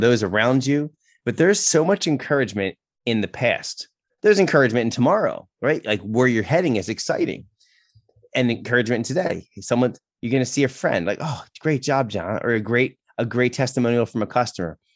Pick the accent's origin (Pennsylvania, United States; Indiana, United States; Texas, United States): Pennsylvania, United States; Philadelphia; moved away as an adult; also born or lived in South Carolina / New York; We're from the Philadelphia area